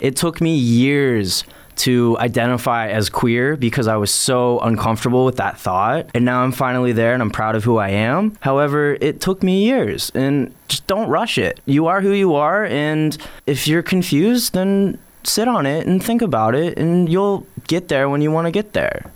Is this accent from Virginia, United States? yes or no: yes; Northern Virginia, United States; now in Richmond, United States; I grew up in Northern Virginia